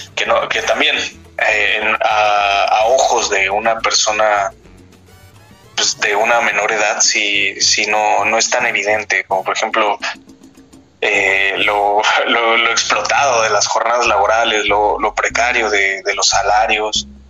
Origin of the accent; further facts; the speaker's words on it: near Río de los Remedios, State of Mexico, Mexico; Yo nací y pues, dentro de lo que cabe crecí en en el Estado de México, justo en, la franja en, donde se divide el, Estado y el anteriormente llamado Distrito Federal